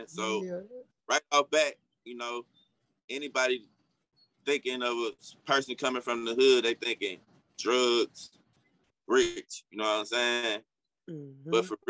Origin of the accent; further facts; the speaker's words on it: Centreville, Illinois, United States; And I'm from Centerville. In the last 5 years, Centerville was like the poorest city in America.